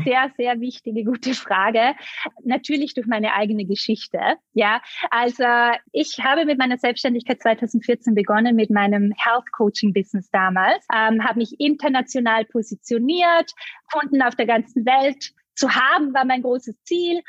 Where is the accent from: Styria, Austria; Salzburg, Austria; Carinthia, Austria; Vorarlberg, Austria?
Vorarlberg, Austria; also born or lived in Bali; now in Vienna, Austria; Ich komme ursprünglich ganz aus dem Westen von Österreich. Äh, ich bin in Vorarlberg aufgewachsen, lebe jetzt aber schon einige Jahre in Wien